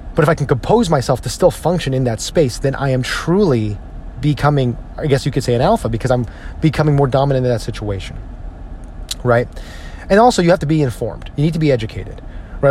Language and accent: English; New Jersey, United States; I'm from New Jersey.